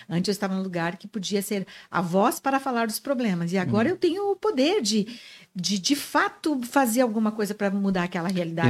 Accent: Santa Rosa, Rio Grande do Sul, Brazil; moved away as an adult; also born or lived in Guarani das Missões, Rio Grande do Sul / Crissiumal, Rio Grande do Sul; now in Joinville, Brazil; A grande, a maior parte da minha vida eu vivi em Santa Rosa da minha, adolescência, da minha infância.

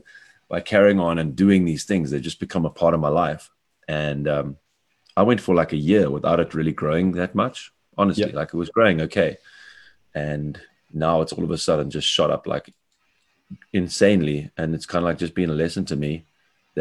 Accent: Cape Town, Western Cape, South Africa; moved away as an adult; now in Bavaria, Germany; I'm living in Bavaria, although I'm a South African from Cape Town

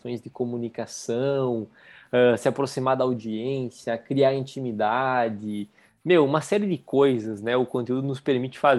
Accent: Rio Grande do Sul, Brazil; Eu sou do interior do estado, então, do Rio Grande do Sul. Então é, um, é uma, uma, cidade pequena que não tinha Chili Beans, né?

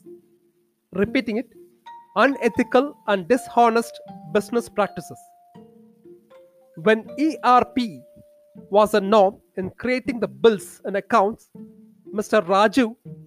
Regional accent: India

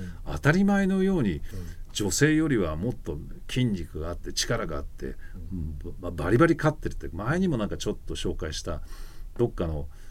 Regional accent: United States; moved away; アメリカ人

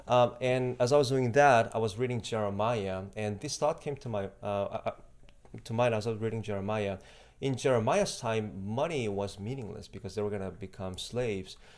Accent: Mexico; first language Spanish; English is a second language; also born or lived in South Korea; I grew up in Mexico

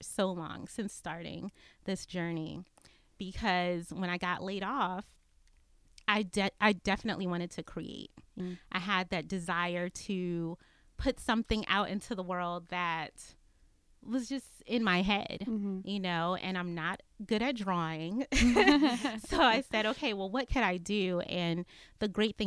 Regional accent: Maryland, United States; moved away as an adult; also born or lived in Atlanta, Georgia; now in Austin, United States; I grew up in Maryland, born and raised

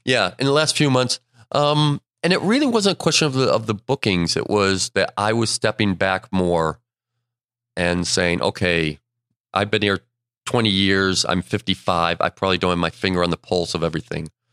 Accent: Buffalo, New York, United States; born or raised there; moved away

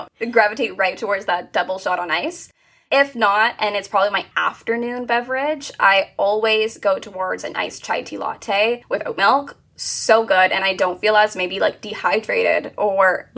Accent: Hamilton, Ontario, Canada; also born or lived in Toronto area; I am from a small town just outside of Toronto. I'm about like a 45-minute drive. It's called Hamilton, right in Canada

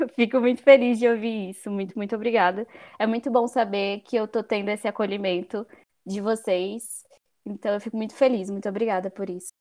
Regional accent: Federal District, Brazil; nasci e fui criada também no DF, na Santa, no Gama, no entorno

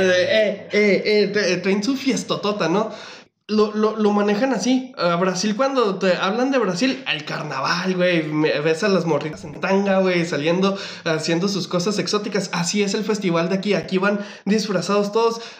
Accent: Mexico; qué bonito es ser mexicano

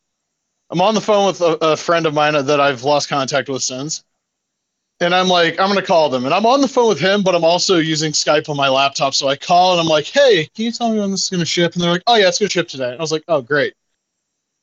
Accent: Ohio, United States; this, like, rural town in Ohio

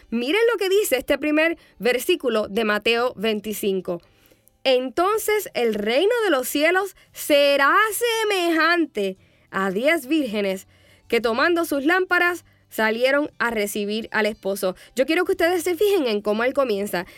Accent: Puerto Rico; moved away; cuando yo era más jovencita y ministraba en mi país, Puerto Rico.

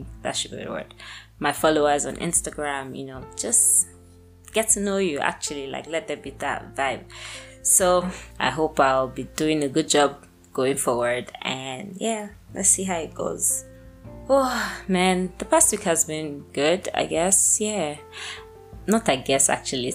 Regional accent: Lagos, Nigeria; moved away; also born or lived in Abuja; I was born in Lagos

